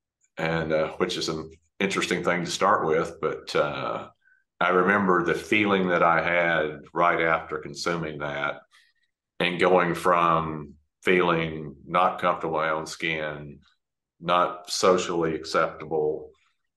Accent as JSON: {"language": "English", "town": "Dallas", "region": "Texas", "country": "United States", "tie": "born or raised there", "said": "I grew up in Dallas, Texas."}